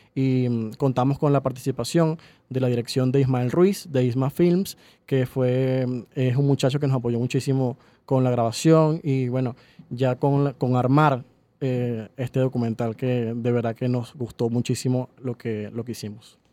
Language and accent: Spanish; Falcón, Venezuela; moved away as an adult; also born or lived in Maracaibo, Venezuela; now in Caracas, Venezuela; yo desde Falcón, porque soy de Falcón, mm, estudié en Maracaibo cuatro años, nos vinimos a Caracas